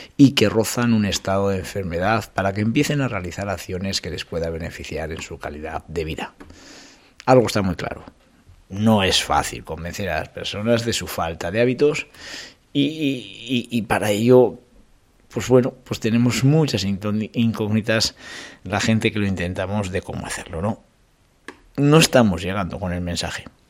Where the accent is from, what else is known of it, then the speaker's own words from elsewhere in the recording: Calahorra, La Rioja, Spain; de Calahorra, que, que es la de mi pueblo